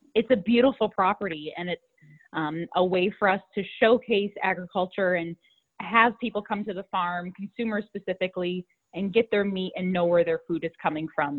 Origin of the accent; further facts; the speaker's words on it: Minnesota, United States; moved away as an adult; now in Vermont, United States; I was born and raised in Minnesota